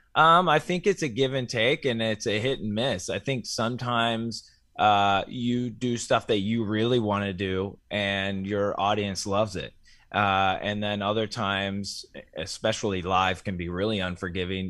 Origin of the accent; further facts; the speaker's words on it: Ohio, United States; my home state of Ohio